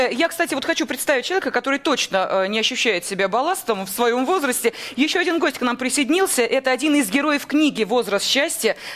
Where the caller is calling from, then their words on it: Tver, Tver Oblast, Russia; Я звоню из Твери.